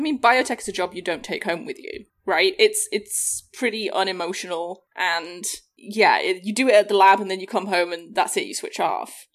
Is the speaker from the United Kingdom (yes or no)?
yes; England, United Kingdom; born or raised there; moved away as an adult; now in United States